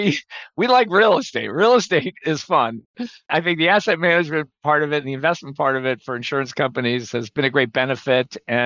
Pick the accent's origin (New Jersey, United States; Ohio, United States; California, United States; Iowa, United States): New Jersey, United States; Montclair; also born or lived in New York; now in Chicago, United States; I grew up in the New York area, born in New York, and grew up in Montclair, New Jersey, home of Yogi Berra, and today Stephen Colbert.